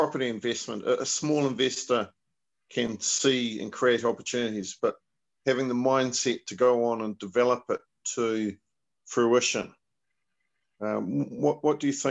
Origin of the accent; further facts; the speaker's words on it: New Zealand; a New Zealander, a Kiwi, like myself